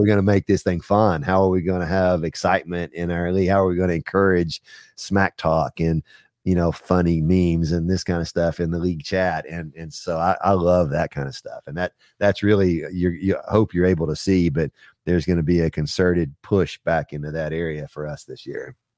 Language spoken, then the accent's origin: English; Texas, United States; now in Knoxville, United States; I grew up in Texas